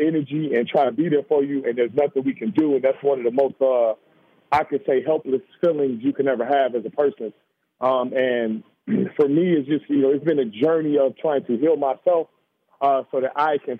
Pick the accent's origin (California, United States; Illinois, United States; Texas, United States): Illinois, United States; Chicago; Just growing up in Chicago has not been an easy process for us.